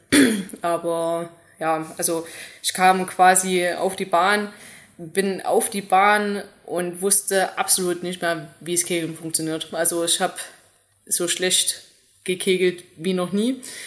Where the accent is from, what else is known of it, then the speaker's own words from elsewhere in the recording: Zeulenroda, Thuringia, Germany; also born or lived in Pausa; ich bin in Zürnroda zur Schule gegangen